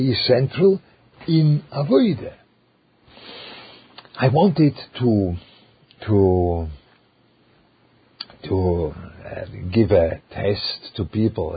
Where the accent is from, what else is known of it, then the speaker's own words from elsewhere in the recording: Switzerland; English is a second language; moved away; with a German flavor, which I come from Switzerland